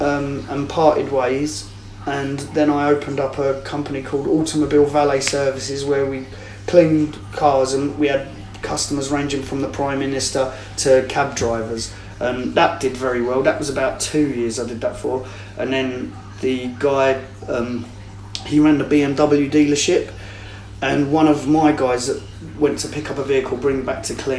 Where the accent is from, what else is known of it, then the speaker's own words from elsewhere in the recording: England, United Kingdom; even though I'm an Englishman, I'm still promoting and pushing